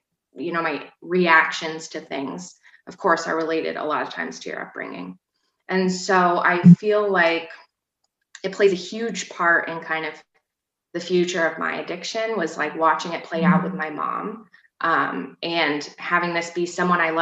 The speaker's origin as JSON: {"language": "English", "region": "Vermont", "country": "United States", "also_born_or_lived": "St. Albans, Vermont", "said": "I'm from Vermont. I've kind of lived all around Vermont. I probably spent the majority of my time in the St. Albans area"}